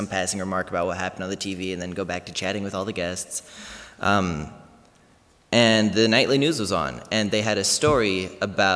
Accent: Goshen, Indiana, United States; growing up in Goshen, Indiana

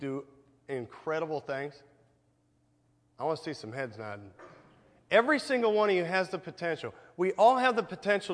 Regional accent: Goshen, Indiana, United States; I grew up here in Goshen. I actually grew up on Main Street, not too far from here.

